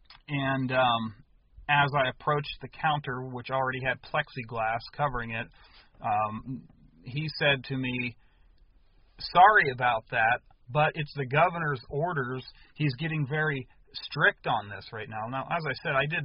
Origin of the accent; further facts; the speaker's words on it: United States; I was born in the United States to American-born parents